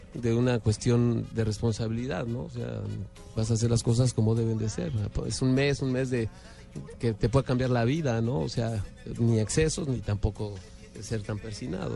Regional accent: Mexico; los momentos propios como mexicano

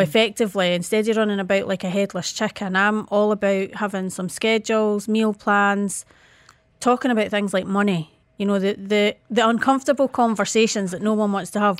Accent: Scotland, United Kingdom

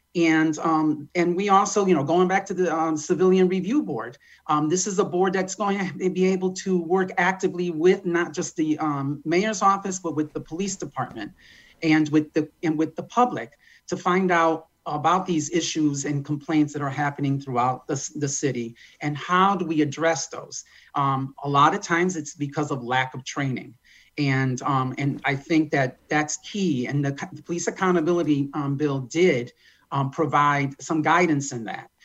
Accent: United States; I was born in Malakowski Circle, um, raised there for 20 years

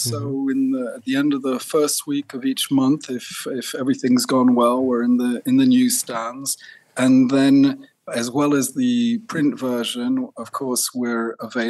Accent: France; also born or lived in Switzerland / Italy / India; I grew up in France, and in fact, I grew up hippie parents, so we traveled around a lot, Switzerland, Italy, France, India

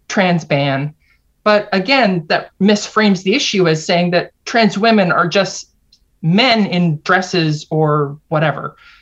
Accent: Canada; also born or lived in United States; I'm Canadian, even though I lived and taught at a university in the US for 7 years

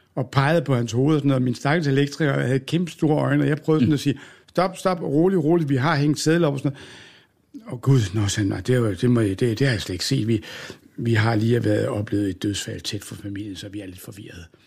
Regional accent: Odense, Southern Denmark, Denmark; moved away; also born or lived in Aalborg; da jeg var ung og boede i Odense

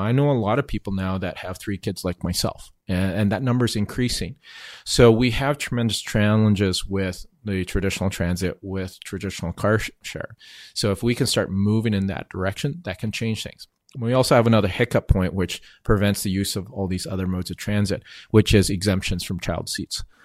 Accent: Vancouver, British Columbia, Canada; I was born and raised here

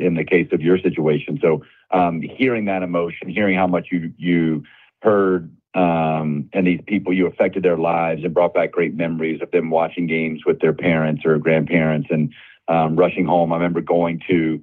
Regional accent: Tallahassee, Florida, United States; moved away as an adult; also born or lived in Chicago; growing up in Tallahassee and TBS, you couldn't help but be a Braves fan

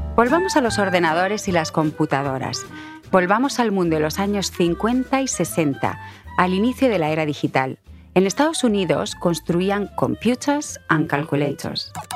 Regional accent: Spain; en España le decimos ordenador

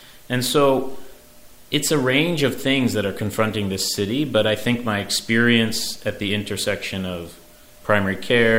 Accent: New York City, New York, United States; And I'm very, very proud as a New Yorker, as a father, as a husband of the city's response.

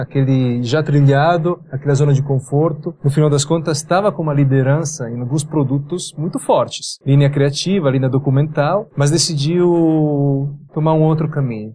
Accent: Biella, Piedmont, Italy; born or raised there; Portuguese is a second language; moved away as an adult; also born or lived in England / United States; now in São Paulo, Brazil

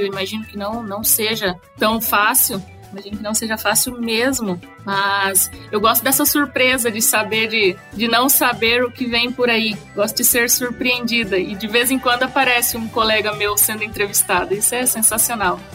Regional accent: Sinop, Mato Grosso, Brazil; moved away as an adult; now in Caçador, Brazil; eu sou aí de, da região, sou de Sinop, sou do Mato Grosso, tenho a minha raiz aí.

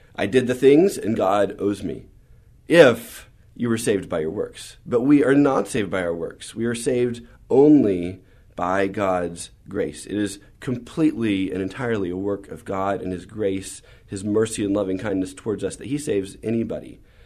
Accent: San Antonio, Texas, United States; also born or lived in San Marcos, Texas; we moved to San Antonio when I was about seven and lived here all through high school

